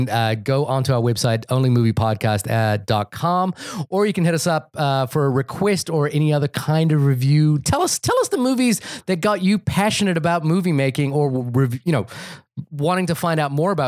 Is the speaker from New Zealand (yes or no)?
yes; New Zealand; I'm from New Zealand